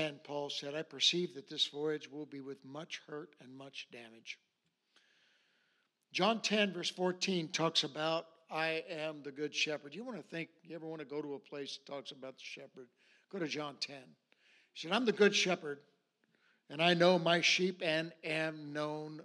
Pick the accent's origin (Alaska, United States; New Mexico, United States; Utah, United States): Alaska, United States; I grew up in Alaska. I was born and raised here.